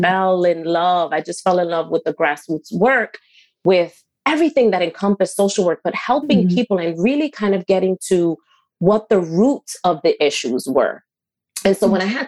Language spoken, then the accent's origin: English; New York City, New York, United States; also born or lived in Westchester County, New York; I will represent really hardcore Washington Heights